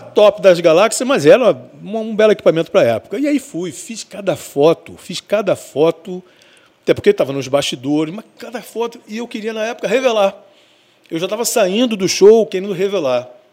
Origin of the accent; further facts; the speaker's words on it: Rio de Janeiro, Brazil; now in Espírito Santo, Brazil; Eu morava, eu sou carioca, e eu morava num lugar muito de difícil acesso